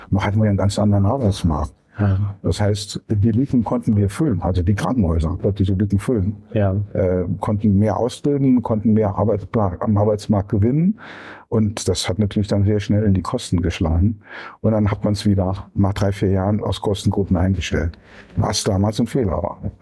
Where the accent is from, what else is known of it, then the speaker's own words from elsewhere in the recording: Saarbrücken, Saarland, Germany; Ja, ja, ich bin gebürtiger Saarländer und hat mich dann erst rausgetrieben. Dann war ich für die Bundesknappschaft in Bochum tätig.